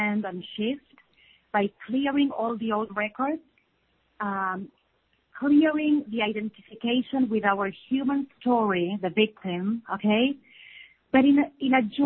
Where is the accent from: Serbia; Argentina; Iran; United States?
Argentina; now in Samaná, Dominican Republic; we are from Argentina, and our mission moved us to Samaná, Dominican Republic.